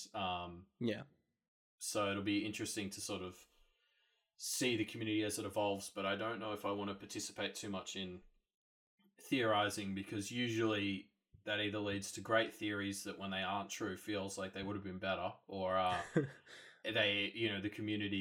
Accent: Australia; I'm Australian

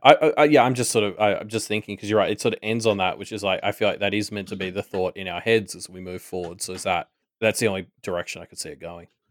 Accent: Australia; we are Australian

